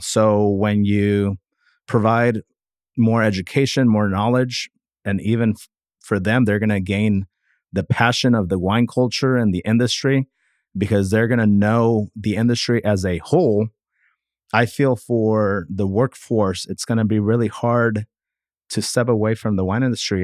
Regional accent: Napa, California, United States; also born or lived in Sonoma County, California; growing up in Napa with having the big family parties

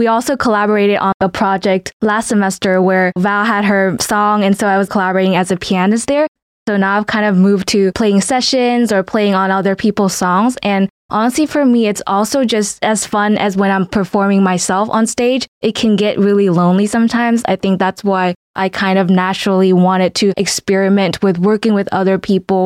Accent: Hanoi, Vietnam; first language Vietnamese; English is a second language; moved away as an adult; now in Valencia, Spain; I'm from Hanoi, Vietnam

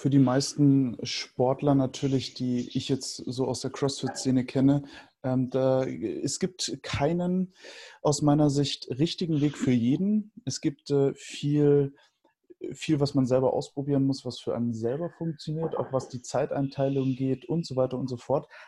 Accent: Höchberg, Bavaria, Germany; born there; ich bin ja gebürtiger Höchberger

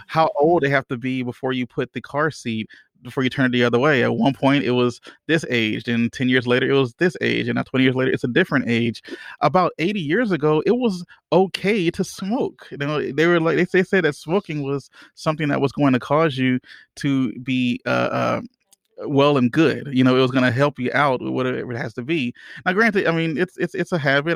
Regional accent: Louisiana, United States; I'm from Louisiana

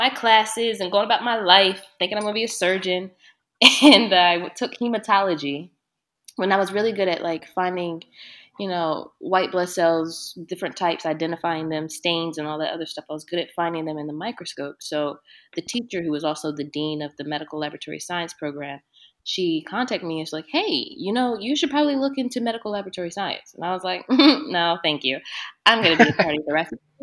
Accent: Delaware, United States; moved away as an adult; also born or lived in Philadelphia; I'm from Delaware, and I went to school in Philly

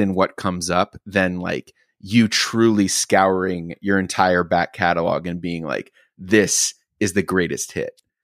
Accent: Oklahoma, United States; I grew up in Oklahoma

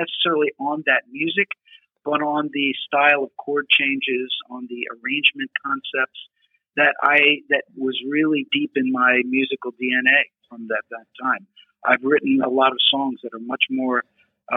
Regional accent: Pennsylvania, United States; I grew up in Pennsylvania

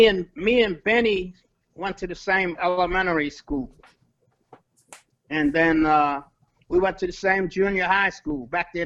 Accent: Baltimore, Maryland, United States; now in Los Angeles, United States; I'm originally from Baltimore, Maryland.

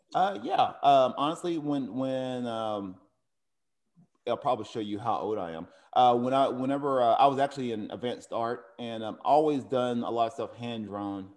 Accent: Cleveland, Tennessee, United States; now in Oceanside, United States; Cleveland High School, which is in Tennessee, one of my, my hometown.

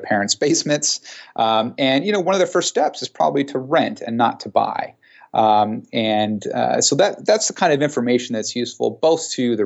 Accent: San Jose, California, United States; also born or lived in Australia; my hometown of San Jose

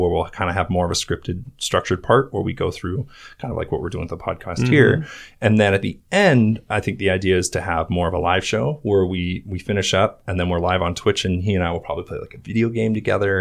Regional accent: Sandpoint, Idaho, United States; now in Boise, United States; we're both from Sandpoint, Idaho

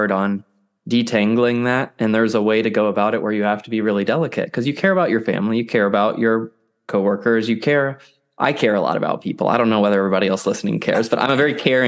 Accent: Central Kentucky, United States; now in Raleigh, United States; I'm from Central Kentucky, but I live in Raleigh, North Carolina now

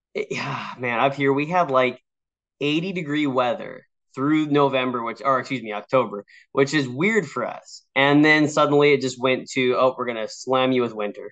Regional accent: West Coast, United States; I grew up on the West Coast

